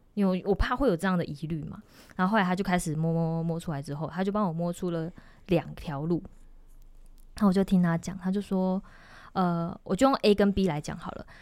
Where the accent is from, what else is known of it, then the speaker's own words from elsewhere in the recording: Yilan County, Taiwan; 因为我是宜兰人